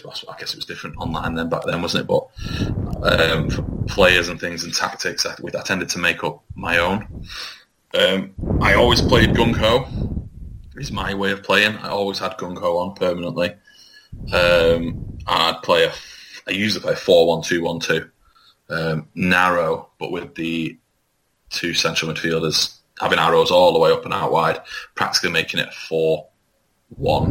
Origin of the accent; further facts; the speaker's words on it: Leigh, North West England, United Kingdom; I was born in Lee